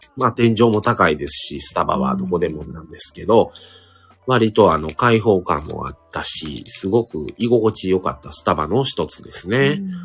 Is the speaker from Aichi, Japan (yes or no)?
no; Kobe, Hyogo, Japan; 僕たちは神戸出身